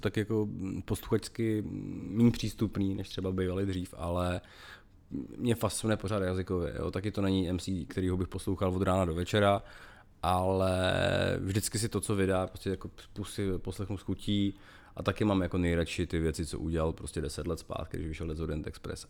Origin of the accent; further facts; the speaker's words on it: Moravia, Czechia; jsem vyrůstal na Moravě